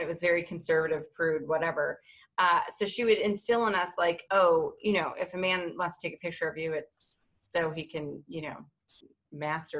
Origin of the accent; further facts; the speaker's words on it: Detroit, Michigan, United States; I'm from Detroit